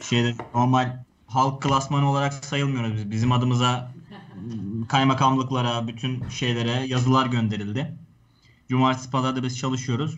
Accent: Turkey; o yerlerde doğdum büyüdüm ben

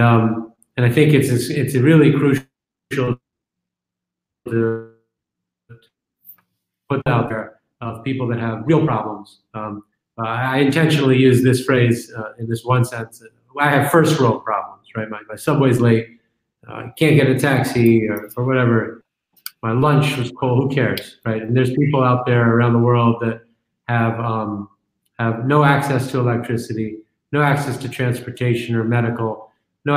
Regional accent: New York, United States; I'm a New Yorker, a native New Yorker

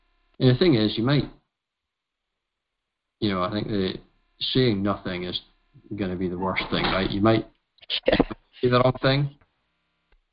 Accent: United Kingdom; we are British

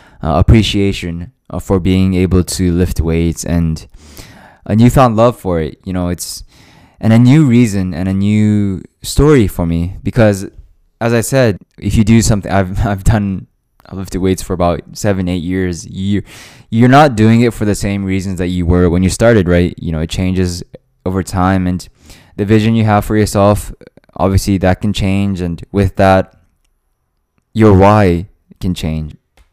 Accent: Japan; born there; also born or lived in Hawaii, United States; I moved there from Hawaii, and I was in a completely new environment, new people, new living situation, new work environment. Everything was new, right? And even though, you know, I was born in Japan

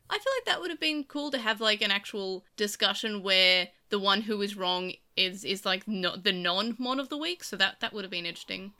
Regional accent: Australia; I'm Australian.

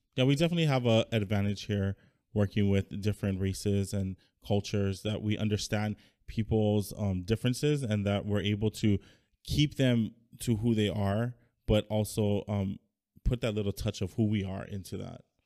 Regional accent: United States; now in Hawaii, United States; growing up in the States

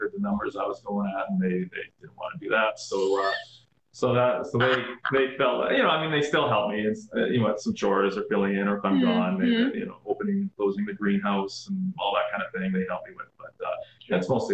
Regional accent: Saskatoon, Saskatchewan, Canada; moved away as an adult; also born or lived in British Columbia; now in Wishart, Canada; I grew up in Saskatoon

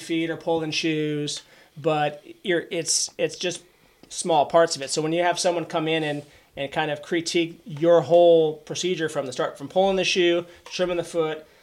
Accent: Auburn, Washington, United States; racetrack at Emerald Downs in my hometown of Auburn, Washington

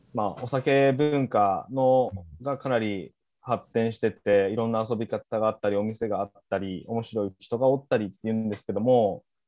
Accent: Kochi, Japan; 僕の出身校である高知商業

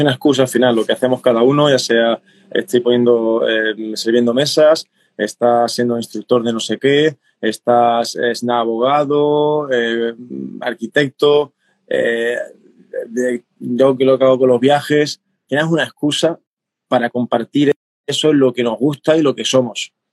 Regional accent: Cádiz, Andalusia, Spain; en mi tierra, del sur de, Andalucía, de España, de, Cádiz

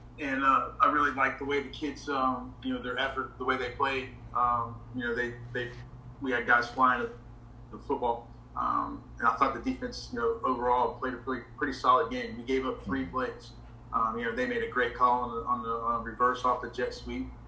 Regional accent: Morrow, Ohio, United States; moved away as an adult; also born or lived in West Virginia / Asheboro, North Carolina / Palm Bay, Florida; now in South Florida, United States; I grew up in Morrow, Ohio. It's a small town outside of Cincinnati

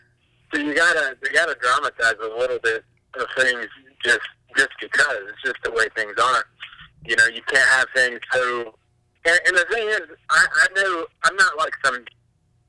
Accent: Jacksonville, Florida, United States; also born or lived in Atlanta, Georgia; I'm from Jacksonville, but I was just living in Atlanta for a while.

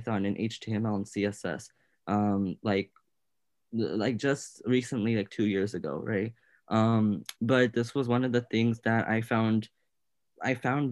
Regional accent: Portland, Oregon, United States; I am 16 years old, from Portland, Oregon, specifically Clackamas.

